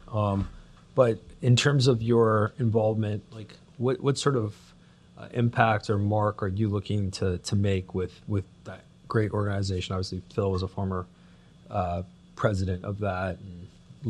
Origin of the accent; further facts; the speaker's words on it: Toronto, Ontario, Canada; I'm Canadian and born and raised in the Toronto, Greater Toronto area